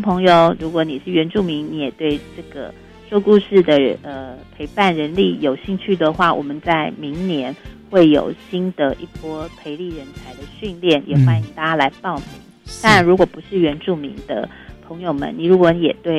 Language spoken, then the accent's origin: Chinese; Taiwan; 我们这些年轻一代都会区的原住民